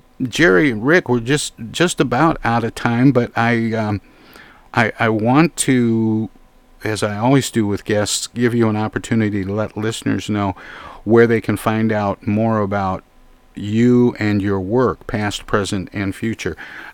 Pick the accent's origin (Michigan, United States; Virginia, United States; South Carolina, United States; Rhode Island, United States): Michigan, United States; Flint; In the city of Flint, where I grew up